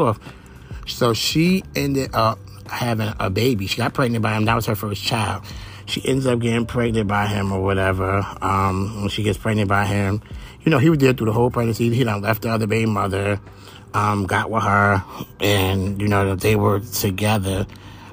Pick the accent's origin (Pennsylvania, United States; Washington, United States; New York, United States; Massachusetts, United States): New York, United States; Brooklyn; I'm from Brooklyn